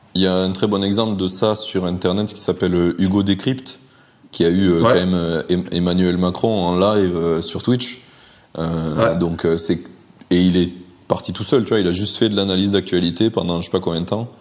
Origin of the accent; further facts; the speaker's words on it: Carcassonne, Occitania, France; moved away; also born or lived in Alpes-de-Haute-Provence / Montpellier; Moi, je viens de Carcassonne à la base